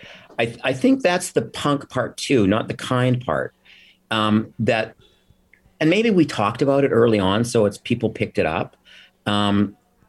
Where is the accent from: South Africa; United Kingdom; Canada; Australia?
Canada; Alberta; moved away; I come from cowboys. I come from Alberta